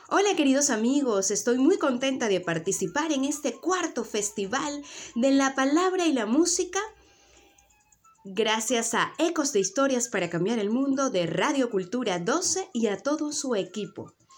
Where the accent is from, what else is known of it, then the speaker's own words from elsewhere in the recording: Venezuela; now in Tenerife, Spain; yo vivo en Tenerife y mi sangre es de estas Islas Canarias, yo soy venezolana